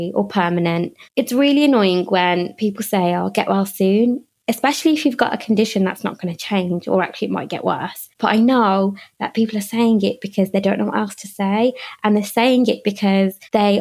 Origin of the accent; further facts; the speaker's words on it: United Kingdom; when I go back to India, they don't see me as Indian. They see me as British